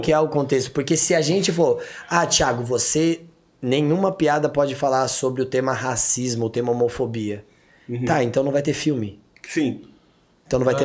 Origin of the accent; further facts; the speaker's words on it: Taboão da Serra, São Paulo, Brazil; moved away; eu sou do Taboão da Serra.